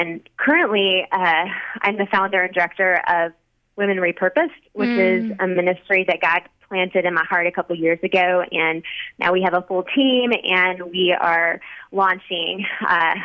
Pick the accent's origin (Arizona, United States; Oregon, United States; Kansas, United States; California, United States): Kansas, United States; Wichita; moved away as an adult; also born or lived in Dallas, Texas; I moved from Dallas, Texas, back to my hometown of Wichita, Kansas, which is where I live right now